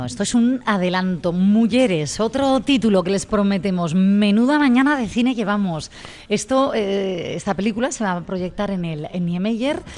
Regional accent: Gijón, Asturias, Spain; quienes somos de Gijón

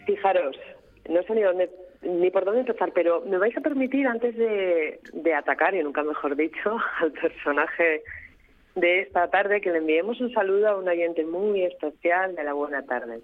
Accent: Gijón, Asturias, Spain; los que nacemos por ejemplo, los que somos de Gijón o de la zona de costa a nivel del mar

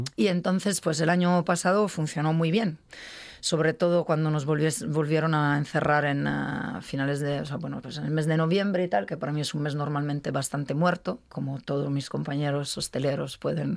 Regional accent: Milan, Lombardy, Italy; Spanish is a second language; moved away as an adult; also born or lived in Madrid, Spain; now in Spain; nunca más volví a Milán que es mi ciudad natal

